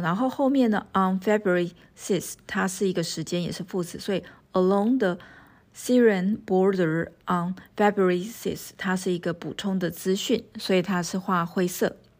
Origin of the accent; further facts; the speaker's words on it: Taiwan; 我们台湾人